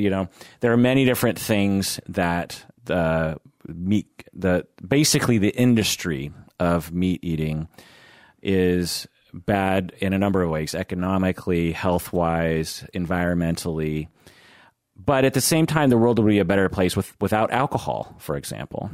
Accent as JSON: {"language": "English", "country": "United States", "tie": "born or raised there", "said": "when I grew up in the United States"}